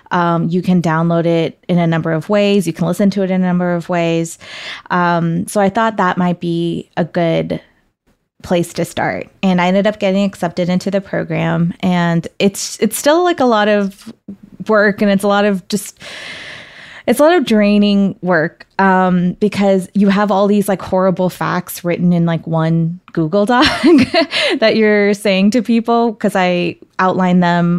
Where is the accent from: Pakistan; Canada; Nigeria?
Pakistan; Karachi, Sindh; born there; I myself didn't really know the specifics of it until I first went back to Pakistan, where I was born in Karachi.